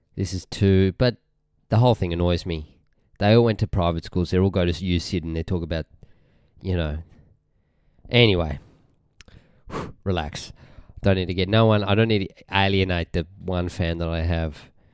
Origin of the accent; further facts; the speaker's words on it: Australia; Now, Australians can't say arse. It sounds so wrong. We say